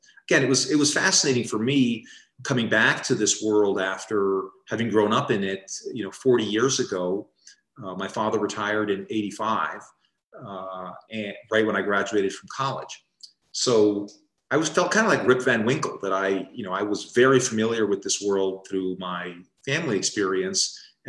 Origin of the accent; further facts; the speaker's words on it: Paraguay; when I was growing up in Paraguay, we were not getting many cabinet visits.